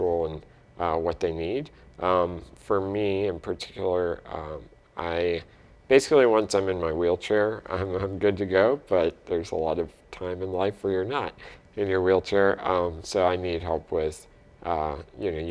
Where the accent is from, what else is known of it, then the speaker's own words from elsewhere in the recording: North Carolina, United States; moved away as an adult; now in Fort Wayne, United States; I moved here from North Carolina, where I grew up